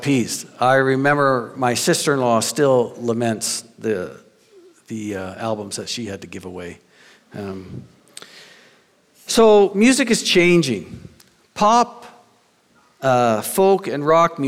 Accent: New Brunswick, Canada; I grew up in New Brunswick

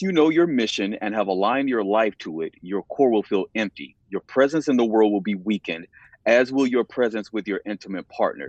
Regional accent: the South, United States; I'm from the South and I'm a black man

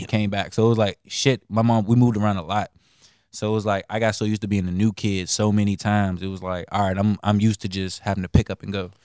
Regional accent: Bladensburg, Maryland, United States; also born or lived in Montgomery County, Maryland; I was raised up in, like, Bladensburg

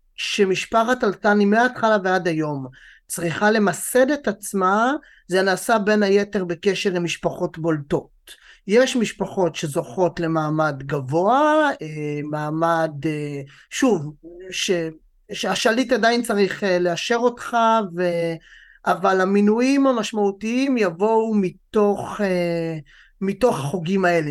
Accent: Israel; גם לנו כישראלים

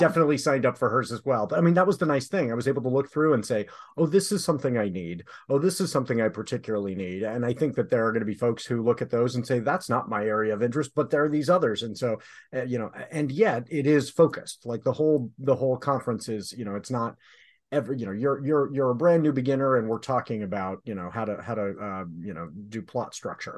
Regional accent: Southern California, United States; moved away; I grew up in Southern California where drive-bys were a thing

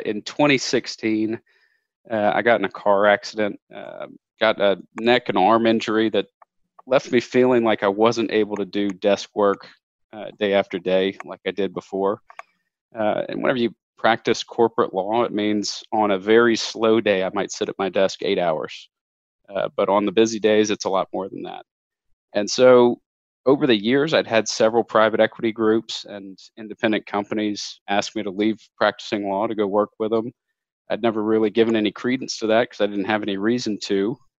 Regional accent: Lafayette, Louisiana, United States; Yeah, I was born and raised in South Louisiana in a town called Lafayette. It's about 120,000 people, so big for Louisiana, but small by big city standards.

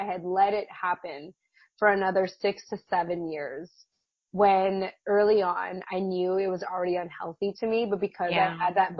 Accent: United States; I grew up Catholic, as many Filipino, you know, kids tend to, Filipino American children are, or tend to be raised up as. My parents were immigrants from the Philippines, and yeah, they were Catholic.

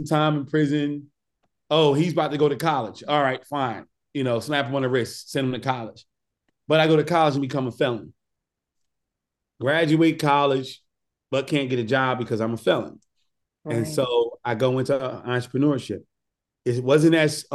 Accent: Newark, New Jersey, United States; growing up in Newark

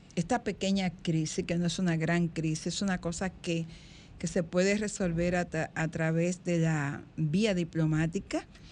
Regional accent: Dominican Republic

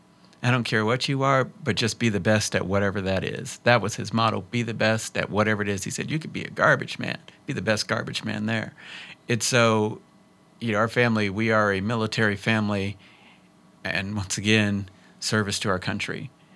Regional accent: Bellevue, Nebraska, United States; also born or lived in Alaska / Texas / Turkey; I was born in Alaska. Then we lived in Texas. Then we lived in Turkey. Then we lived in Nebraska. I actually graduated from Bellevue East.

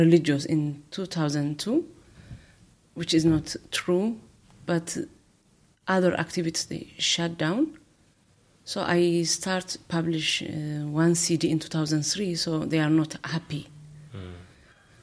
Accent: Eritrea; moved away; I came from Eritrea.

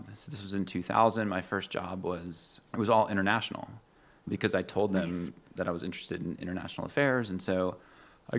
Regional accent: Atlanta, Georgia, United States; grew up here, and then did my parents in the 70s move to the suburbs. So we were raised in Dunwoody and then Sandy Springs

